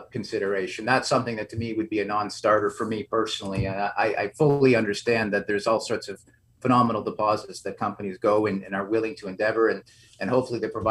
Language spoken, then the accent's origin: English; Toronto, Ontario, Canada; I'm from Toronto, and Toronto, much like Vancouver, is really a hub.